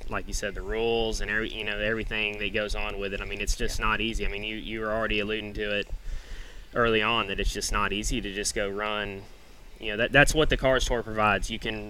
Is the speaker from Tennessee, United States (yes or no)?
yes; Nashville, Tennessee, United States; moved away; because I grew up racing in Tennessee at Nashville Fairgrounds. That's kind of where I watched races. And then moving out here